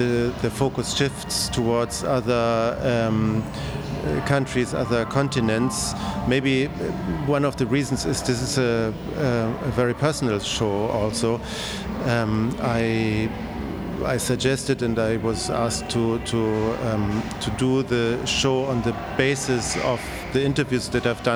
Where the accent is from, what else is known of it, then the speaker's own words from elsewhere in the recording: West Germany, Germany; I'm growing up in Germany, in West Germany